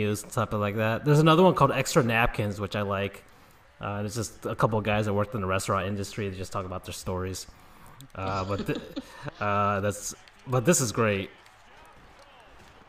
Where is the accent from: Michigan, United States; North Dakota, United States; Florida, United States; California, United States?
Florida, United States; West Palm Beach; I'm from West Palm Beach, Florida